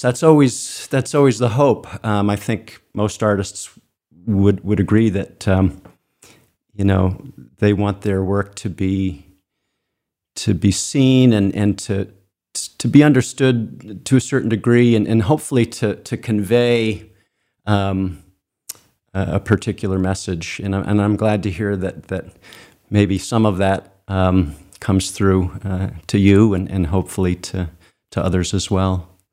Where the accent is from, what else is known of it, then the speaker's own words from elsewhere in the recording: Cape Elizabeth, Maine, United States; I was born in Maine and, and, and, and grew up um, not far from where the studio is, uh, in, in Cape Elizabeth.